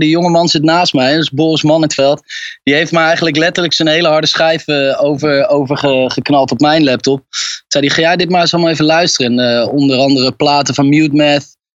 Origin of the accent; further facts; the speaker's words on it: Utrecht, Netherlands; ik eh, kom uit Utrecht